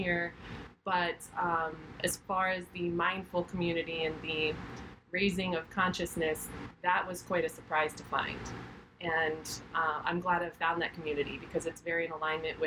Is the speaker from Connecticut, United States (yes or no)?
yes; Connecticut, United States; moved away as an adult; now in Miami, United States; I'm originally from Connecticut